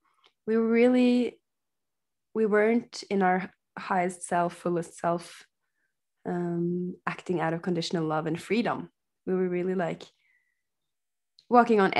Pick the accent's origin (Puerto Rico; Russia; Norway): Norway; now in Portugal; We're sisters and we are from Norway, but I'm currently living in Portugal, visiting my dad in Spain